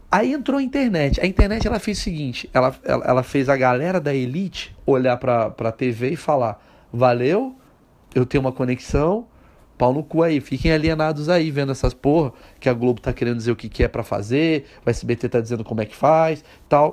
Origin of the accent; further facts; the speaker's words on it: Brazil; eu nasci no Brasil